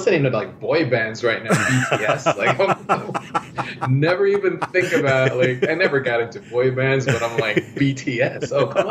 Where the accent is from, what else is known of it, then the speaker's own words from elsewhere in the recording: Canada; English is a second language; also born or lived in Philippines; So about like 11, when I was 11, my family, mom, dad and sister and I went to Canada.